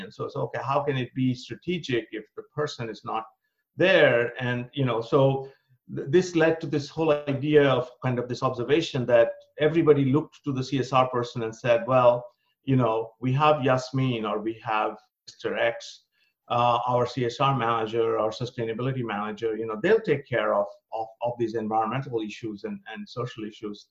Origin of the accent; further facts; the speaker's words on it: India; moved away as an adult; also born or lived in Berlin, Germany; now in United States; I was born and brought up in India.